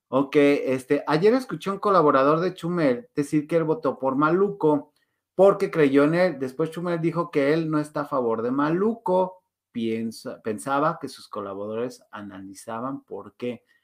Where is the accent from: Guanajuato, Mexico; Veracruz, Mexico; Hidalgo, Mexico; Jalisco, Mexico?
Guanajuato, Mexico; now in Mexico City, Mexico; Mm, de Guanajuato, pero vivo en Ciudad de México, pero viví en el corredor industrial, o sea, eh, he, sido bastante nómada.